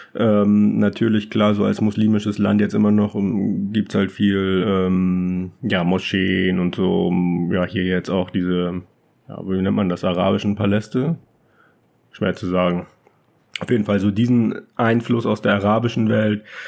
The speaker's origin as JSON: {"language": "German", "country": "Germany", "moved": "as an adult", "said": "als Deutscher"}